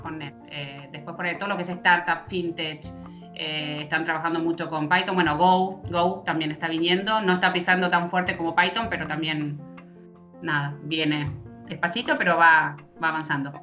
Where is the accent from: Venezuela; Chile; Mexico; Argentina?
Argentina